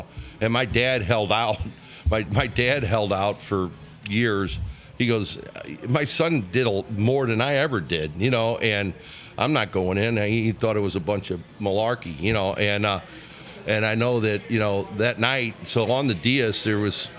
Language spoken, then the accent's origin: English; St. Louis, Missouri, United States; also born or lived in Clemson, South Carolina; growing up in the South City